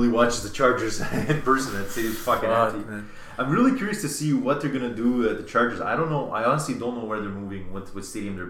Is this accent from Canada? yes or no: yes; Canada; he finds out I'm Canadian.